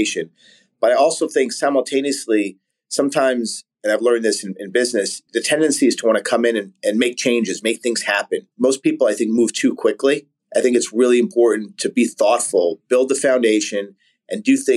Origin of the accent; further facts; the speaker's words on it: New York City, New York, United States; I grew up in Staten Island, New York